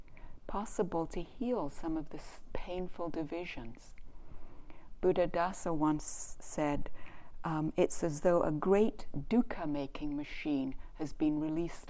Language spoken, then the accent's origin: English; Canada; I'm from Canada